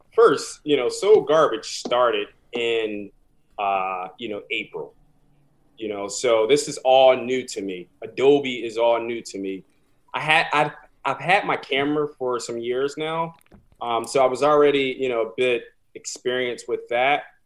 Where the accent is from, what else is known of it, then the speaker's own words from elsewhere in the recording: Philadelphia, Pennsylvania, United States; moved away as an adult; now in New York City, United States; I'm originally from Philadelphia, um, born and raised, West Philadelphia, born and raised